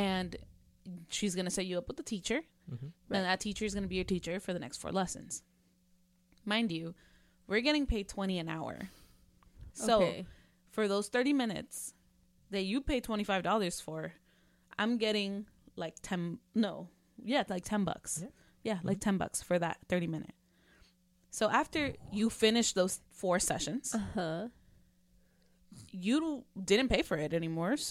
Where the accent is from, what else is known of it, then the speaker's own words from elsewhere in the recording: Mexico City, Mexico; we're both from Mexico City